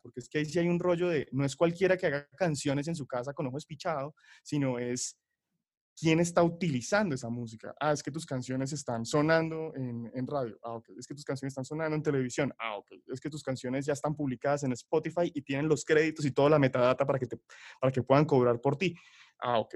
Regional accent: Bucaramanga, Santander, Colombia; yo soy de Bucaramanga

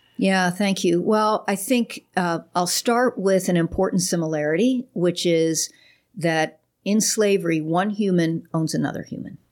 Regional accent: Pittsburgh, Pennsylvania, United States; also born or lived in Chicago; now in Houston, United States; I was born in Pittsburgh. We've only lived in Houston about six months.

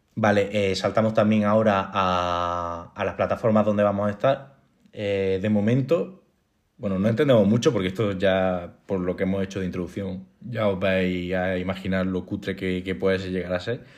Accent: Linares, Andalusia, Spain; now in Granada, Spain; yo no soy de Granada, soy una, nací en Linares, que es una ciudad eh, capital de Jaén

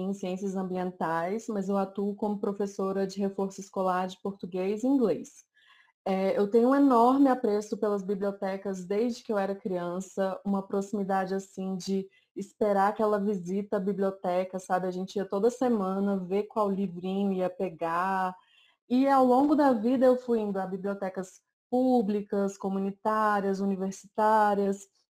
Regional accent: Brasília, Federal District, Brazil; eu sou daqui de Brasília

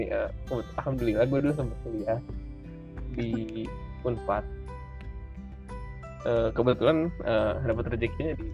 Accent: Bogor, West Java, Indonesia; gue dari Bogor, eh, hmm. uh, kota hujan. Yang akhir-akhir ini tuh lagi bener-bener hujan terus tiap hari.

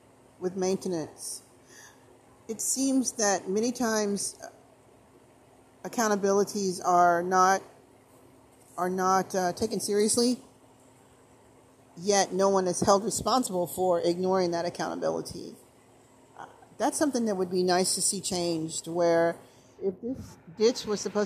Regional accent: Brookshire, Texas, United States; My experience here in my hometown, the town I was raised up in, and the neighborhood I still live in from childhood

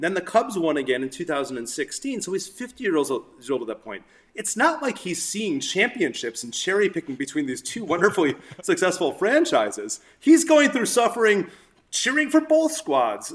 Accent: Chicago, Illinois, United States; moved away; my fandom came into focus when I moved away from Chicago

